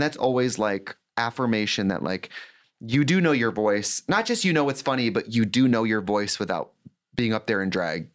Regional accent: Milwaukee, Wisconsin, United States; moved away as an adult; now in Los Angeles, United States; I'm from Milwaukee

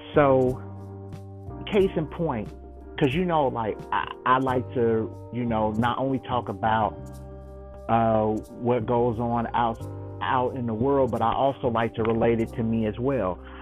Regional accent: Chicago, Illinois, United States; I'm from Chicago. Chicago, Illinois

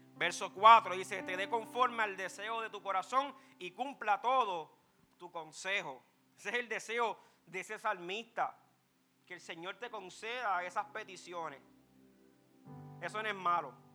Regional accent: Puerto Rico; Nacimos en Puerto Rico, un país que hay tecnología

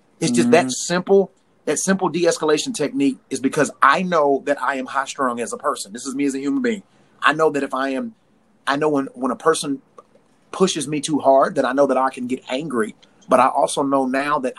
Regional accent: Tennessee, United States; I'm from Tennessee

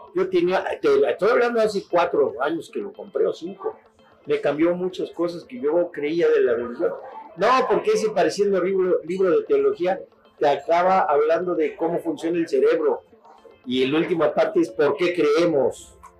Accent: Mexico; en mi país, yo he conocido todo mi país, todo, conozco todos los estados

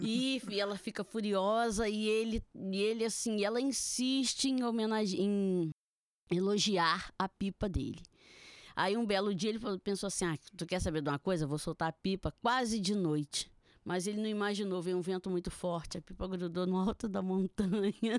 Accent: Niterói, Rio de Janeiro, Brazil; eu também sou de Niterói e eu trabalho ali, no centro

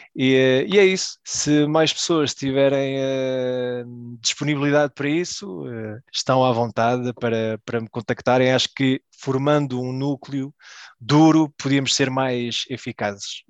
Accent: Belgium; nasci na Bélgica, uh, vivi a minha vida toda na Bélgica

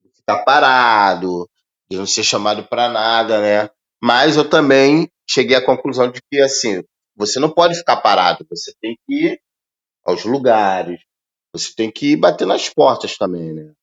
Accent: Brazil

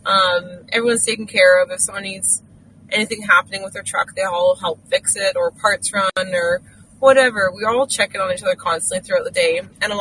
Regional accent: Canada; I don't know when I lost that feeling of being proud of being a Canadian, but I did somewhere along the lines, and I'm so amazingly thankful to have it back.

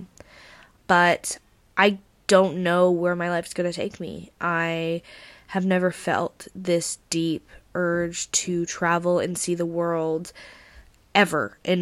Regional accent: Vancouver, British Columbia, Canada; moved away as an adult; now in Brighton, United Kingdom; I'm Canadian and how I'm in the UK

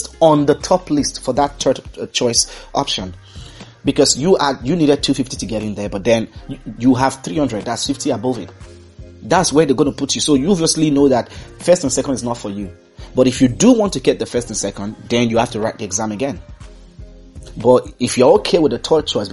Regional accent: Nigeria; also born or lived in Dublin / Accra, Ghana; I am Nigerian

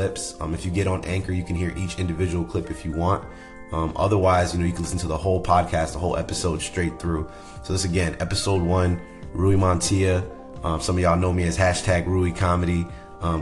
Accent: Providence, Rhode Island, United States; moved away as an adult; now in San Diego, United States; Providence, my hometown

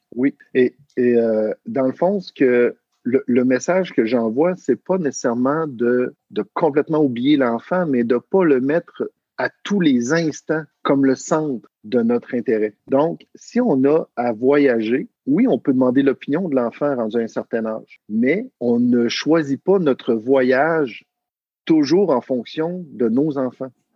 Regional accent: Quebec, Canada; accent: Québécois; je viens du Québec, du Canada, donc, euh, les gens vont pouvoir, euh, détecter selon mon, mon accent.

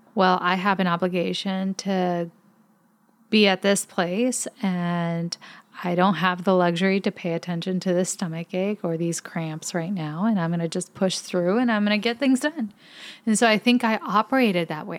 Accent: Puerto Rico; as a Puerto Rican.

